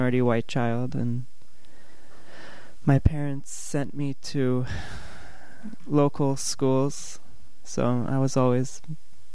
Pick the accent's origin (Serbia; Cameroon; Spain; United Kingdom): Cameroon; Bamenda, North-West Region; moved away as an adult; now in United States; I grew up in Cameroon, which is a country